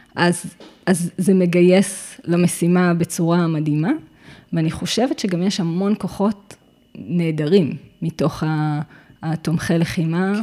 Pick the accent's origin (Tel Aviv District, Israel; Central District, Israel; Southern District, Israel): Central District, Israel; Givat Haim; אני נולדתי וגדלתי בגבעת חיים